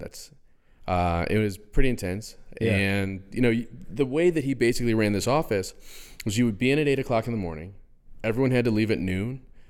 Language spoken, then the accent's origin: English; West Point, New York, United States; West Point, New York.